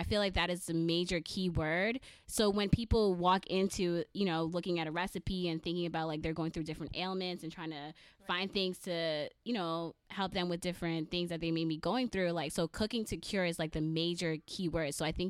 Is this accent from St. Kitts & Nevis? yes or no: yes; Saint Kitts, St. Kitts & Nevis; Two of us here, we're from the islands. I'm from St. Kitts. Growing up, you know, I spent, I guess, maybe 11 years of my life in St. Kitts.